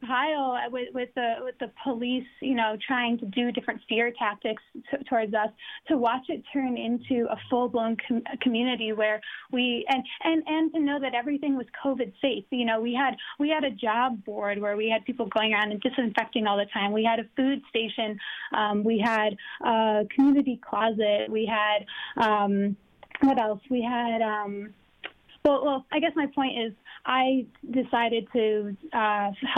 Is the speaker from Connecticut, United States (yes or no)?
yes; Bridgeport, Connecticut, United States; I was born and raised in Bridgeport on the East End